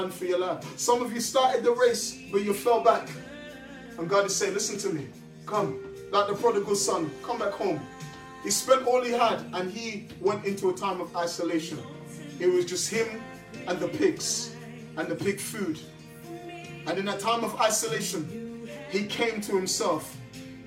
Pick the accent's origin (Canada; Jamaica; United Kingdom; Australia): United Kingdom; London; I grew up in South London.